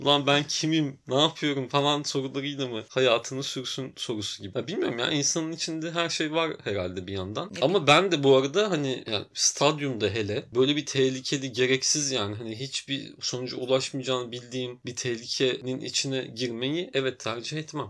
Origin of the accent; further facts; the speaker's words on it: Antalya, Turkey; moved away as an adult; also born or lived in Tekirdağ; now in Istanbul, Turkey; Yarı Tekirdağlı, yarı Antalyalı gibi ama Antalya'da yaşayıp büyüdüm.